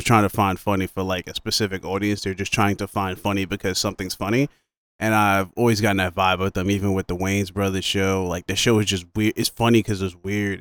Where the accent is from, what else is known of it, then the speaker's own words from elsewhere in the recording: New York, United States; I'm from New York. I'm black. I'm black dude from New York